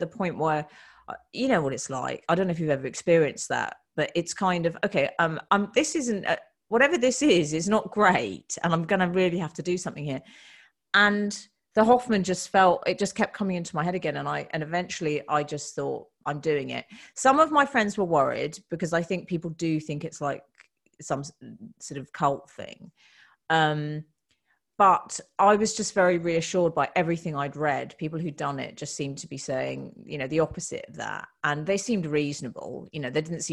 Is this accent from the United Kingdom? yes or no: yes; United Kingdom; we're British women